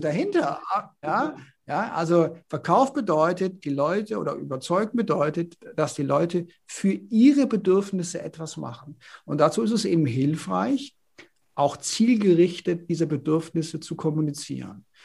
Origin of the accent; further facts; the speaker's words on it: Konstanz, Baden-Württemberg, Germany; moved away; also born or lived in Northern Germany / Paris; ich komme ja aus Baden. Ja, ich komme ja. aus Konstanz am Bodensee